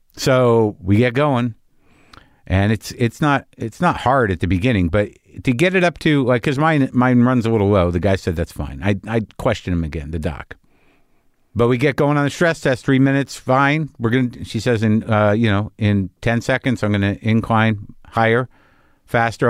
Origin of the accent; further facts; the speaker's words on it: New Mexico, United States; I grew up in New Mexico